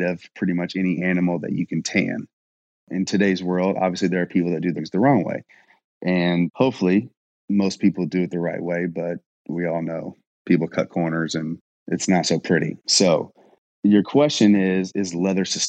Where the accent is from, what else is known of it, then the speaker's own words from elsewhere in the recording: Louisville, Kentucky, United States; also born or lived in Indiana; I am from Louisville, Kentucky. I lived on the Indiana side and kind of traveled back and forth